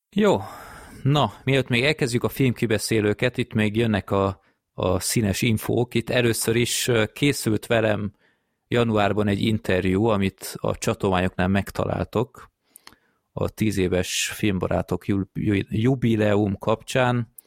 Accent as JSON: {"language": "Hungarian", "country": "Hungary"}